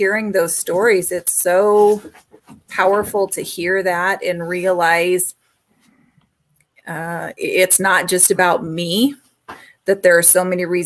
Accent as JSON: {"language": "English", "town": "Gering", "region": "Nebraska", "country": "United States", "said": "I'm from Gearing, Nebraska"}